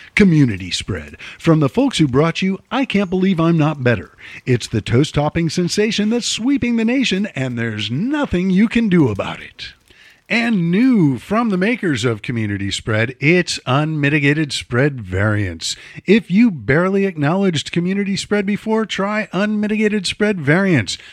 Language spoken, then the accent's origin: English; Chicago, Illinois, United States; I'm from Chicago